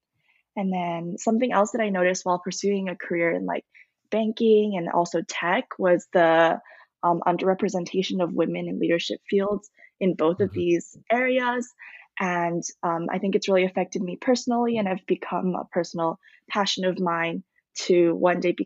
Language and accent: English; Vancouver, British Columbia, Canada; moved away as an adult; also born or lived in Richmond, Canada; now in Berkeley, United States; I've grown up in Richmond or Vancouver my whole life.